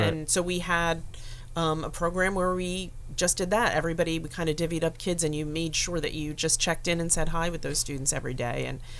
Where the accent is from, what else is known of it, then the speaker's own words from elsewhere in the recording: Willingboro, New Jersey, United States; I grew up in Wellingboro, and that was way back.